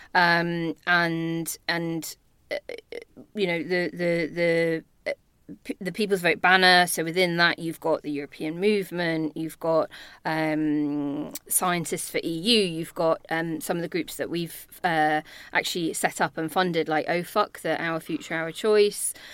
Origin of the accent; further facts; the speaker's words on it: Northern Ireland, United Kingdom; accent: Belfast; moved away; When I was nine, we moved there because of my dad's job. And so I did my sort of secondary schooling there